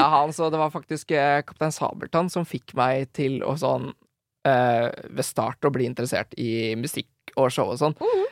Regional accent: Drammen, Buskerud, Norway; jeg er fra Drammen

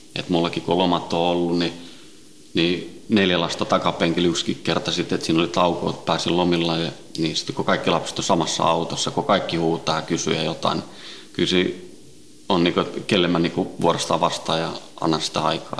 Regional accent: Helsinki, Uusimaa, Finland; also born or lived in Sweden; viisivuotiaana noin tultiin Suomeen, Itä-Helsinkiin

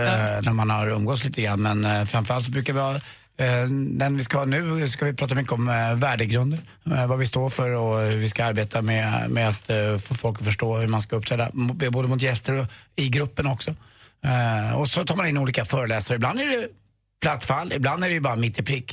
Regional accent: Stockholm, Stockholm County, Sweden; Jag är uppväxt väldigt nära Djurgården

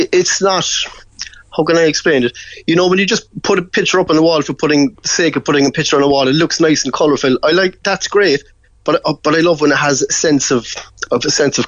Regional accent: Cork, Munster, Ireland; I am from Cork. I mean, we're the proudest people in the world.

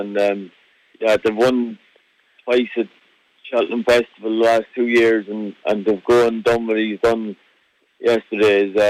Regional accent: Ireland; moved away as an adult; now in Scotland; we always had horses in the family, and you know, when I was 21, I moved across the water from Ireland. I moved across to Scotland to work for Lucinda Russell

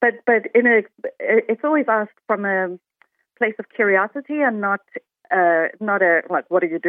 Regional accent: South Africa; accent: South African; now in Limerick, Ireland; I'm South African. And actually, usually my accent is an icebreaker for conversations because people never guess it right.

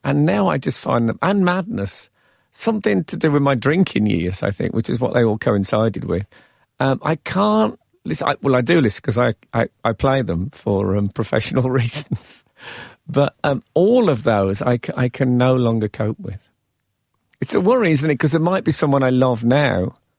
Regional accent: Birmingham, West Midlands, United Kingdom; moved away as an adult; also born or lived in London; I was still fresh from Birmingham. And then, of course, I've spent some time amongst the chattering classes in the capital

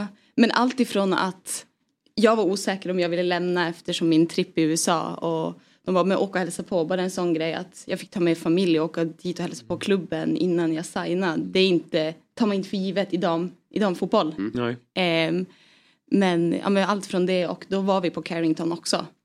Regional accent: Piteå, Norrbotten County, Sweden; moved away; jag är uppvuxen i Piteå

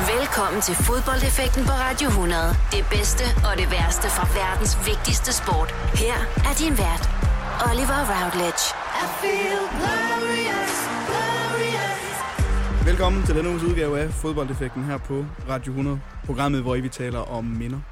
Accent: Hjørring, North Denmark Region, Denmark; nu kommer jeg selv fra Jøring af

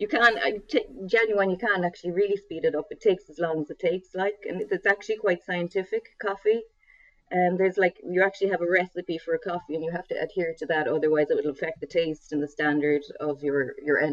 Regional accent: West Cork, Munster, Ireland; growing up in West Cork

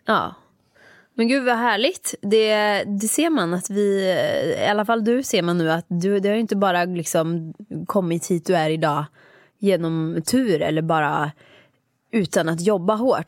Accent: Åmål, Västra Götaland, Sweden; moved away as an adult; jag jobbade där mellan jag var 15 år tills jag flyttade från Åmål när jag var 18

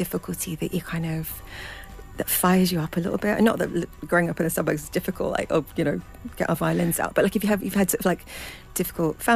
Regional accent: Gants Hill, London, United Kingdom; I grew up in a place called Gants Hill in Essex

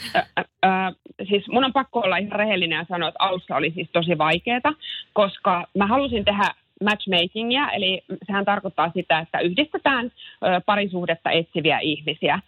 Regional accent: Helsinki, Uusimaa, Finland; olen helsinkiläinen äiti ja yrittäjä

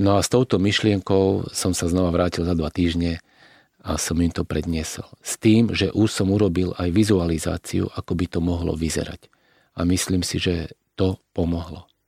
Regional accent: Slovakia; my sme Slováci

